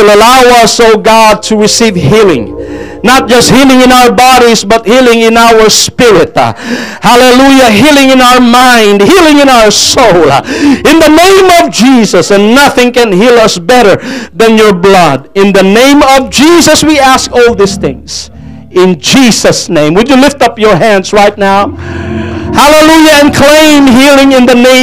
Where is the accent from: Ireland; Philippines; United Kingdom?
Philippines; first language Tagalog; English is a second language; moved away; English is not my main language. I speak Tagalog.